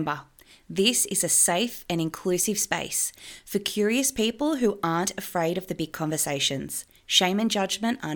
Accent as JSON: {"language": "English", "town": "Forbes", "region": "New South Wales", "country": "Australia", "tie": "born or raised there", "said": "I grew up in a pub in a small country town called Forbes"}